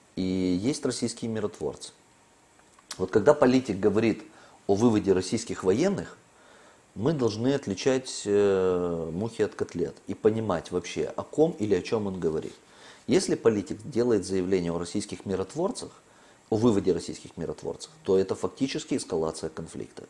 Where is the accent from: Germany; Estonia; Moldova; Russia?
Moldova